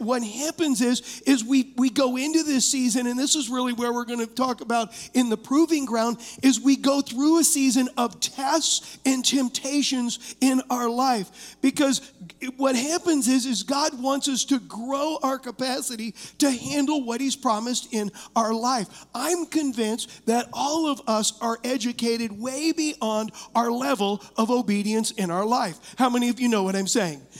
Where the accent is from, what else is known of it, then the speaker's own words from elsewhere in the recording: United States; as American Christians